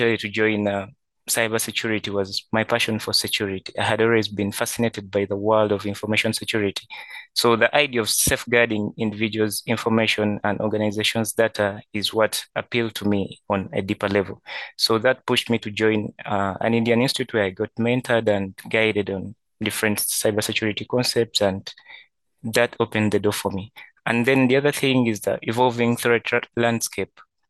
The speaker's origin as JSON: {"language": "English", "town": "Kampala", "region": "Central Region", "country": "Uganda", "said": "from Kampala, Uganda"}